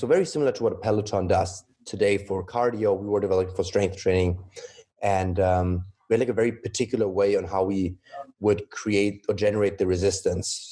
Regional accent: Germany; moved away as an adult; also born or lived in Shanghai, China / Düsseldorf, Germany / Munich, Germany; now in Los Angeles, United States; I grew up in Germany, mainly Germany. Mother Chinese, my dad is German

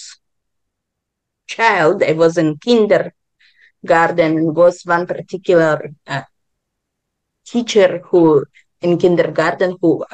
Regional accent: Israel; also born or lived in Ukraine; now in Vancouver, Canada; I was born in Ukraine, grew up in Israel. Now I'm living in Canada, Vancouver

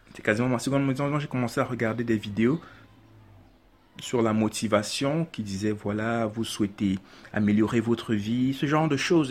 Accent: Yaoundé, Centre, Cameroon; J'ai grandi, je suis né à Yaoundé, j'ai grandi à Yaoundé, j'ai fait toutes mes classes à Yaoundé

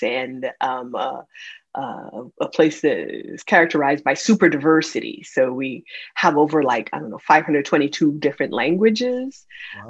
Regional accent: United States; also born or lived in Enugu, Nigeria; I ended up in the United States at 10 years old, where I was raised and educated, and where I consider my home

